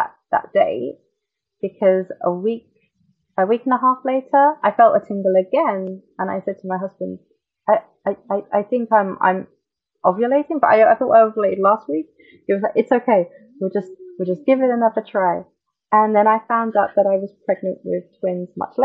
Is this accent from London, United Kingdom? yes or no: yes; London, United Kingdom; moved away as an adult; now in Tokyo, Japan; I'm from London, and I'm 30 years old. I've lived in Japan for 6 years in February.